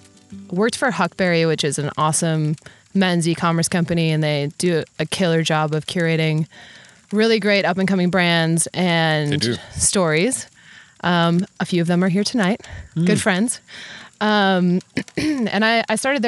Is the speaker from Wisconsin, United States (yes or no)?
yes; Wisconsin, United States; I'm from Wisconsin, born and raised in the Midwest